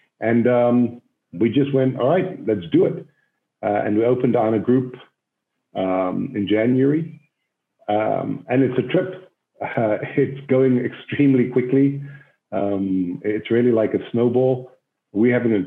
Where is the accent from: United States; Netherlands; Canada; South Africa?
South Africa; Cape Town, Western Cape; moved away as an adult; also born or lived in Israel; I grew up in South Africa, in Cape Town, South Africa